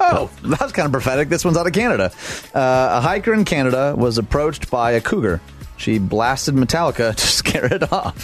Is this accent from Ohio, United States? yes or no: no; Michigan, United States; Michigan, my home state